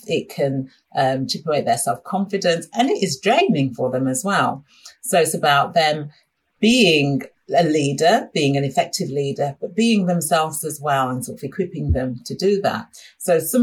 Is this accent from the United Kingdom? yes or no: yes; Sheffield, Yorkshire and the Humber, United Kingdom; moved away; I'm originally from Sheffield and most of my family is still in Sheffield